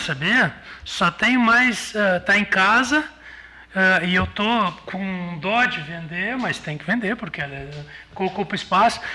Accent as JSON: {"language": "Portuguese", "town": "Novo Hamburgo", "region": "Rio Grande do Sul", "country": "Brazil", "tie": "born or raised there", "moved": "yes", "lives_now": "Pelotas, Brazil"}